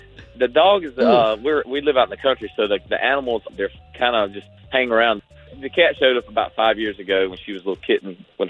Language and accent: English; United States; now in Nashville, United States; I'm from Carolina.